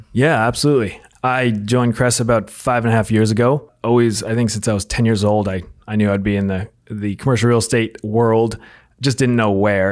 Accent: outside New York City, United States; I grew up outside New York City

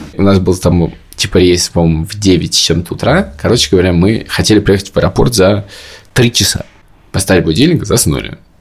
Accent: Moscow, Russia; moved away as an adult; now in Tbilisi, Georgia; я из Москвы

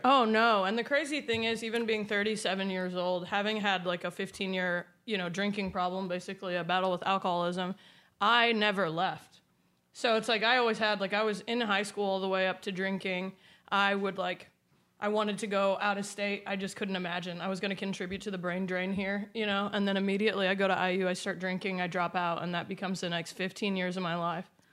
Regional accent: Indiana, United States; I grew up in Drive Your Tractor to School Day, Indiana

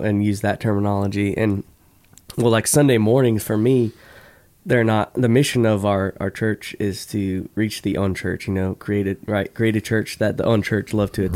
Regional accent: Florida, United States; I grew up in Florida

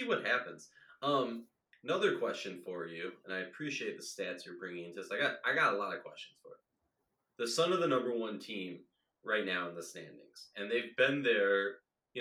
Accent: Minnesota, United States; accent: Minnesota; My Minnesota accent

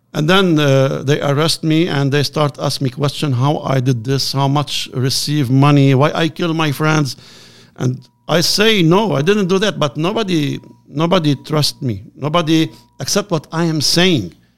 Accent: Lebanon; I am from Lebanon.

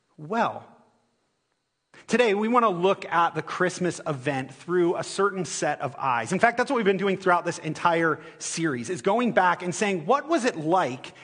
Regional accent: Ohio, United States; moved away; I'm from Ohio

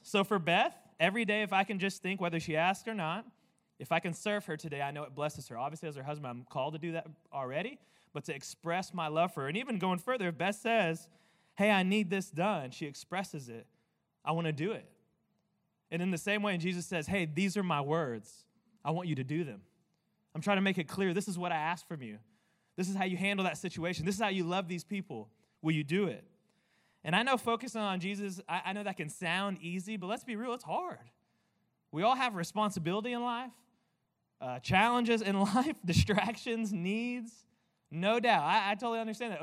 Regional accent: United States; I'm an American man

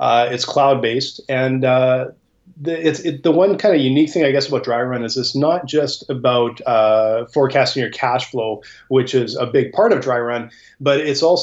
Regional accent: Edmonton, Alberta, Canada; I grew up in Edmonton, Alberta, Canada

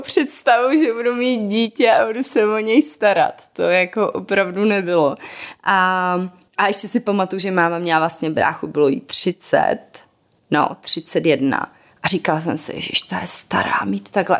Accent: Moravia, Czechia; jsme z Moravy původně

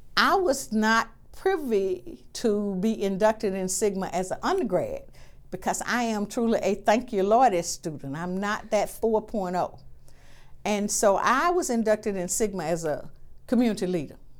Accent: Selma, Alabama, United States; I'm from Selma. Born and raised right there.

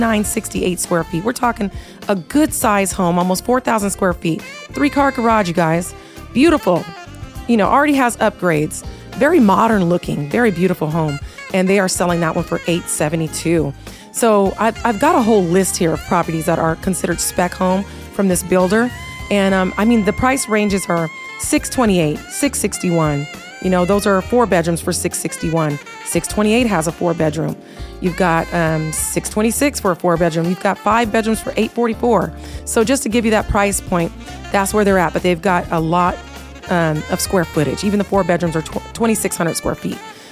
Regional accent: Texas, United States; also born or lived in Seattle, Washington; now in Las Vegas, United States; I was raised in Texas, born in Seattle

